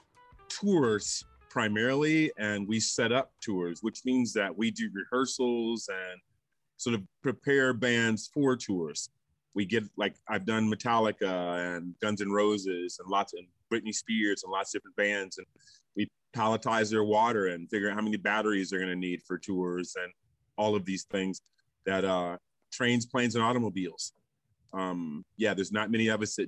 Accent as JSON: {"language": "English", "town": "San Francisco", "region": "California", "country": "United States", "also_born_or_lived": "Palermo, Italy / New York / Paris / Spokane, Washington", "moved": "as an adult", "lives_now": "Portland, United States", "said": "I'm from San Francisco"}